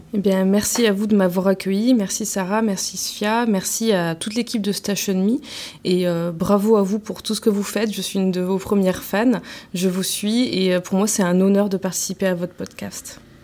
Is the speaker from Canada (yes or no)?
no; Marseille, Provence-Alpes-Côte d'Azur, France; now in Vitrolles, France; j'ai grandi à Marseille, je suis arrivée à Vitrolles euh, euh, vers 18 ans